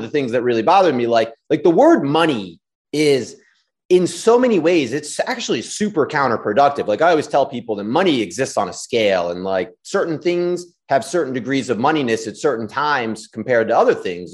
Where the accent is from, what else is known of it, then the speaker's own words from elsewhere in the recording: Washington, District of Columbia, United States; I grew up in D C, went to s, school in D C my whole life